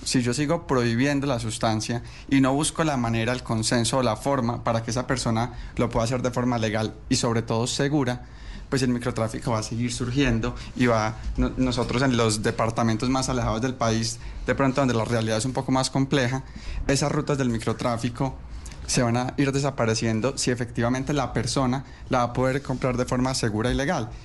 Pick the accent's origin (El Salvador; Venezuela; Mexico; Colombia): Colombia; nosotros como colombianos